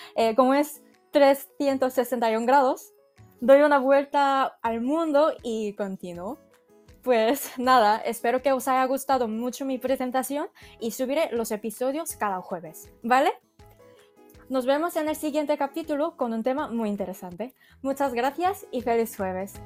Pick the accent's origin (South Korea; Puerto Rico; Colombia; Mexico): South Korea; Spanish is a second language; moved away as an adult; now in Spain; vengo de Corea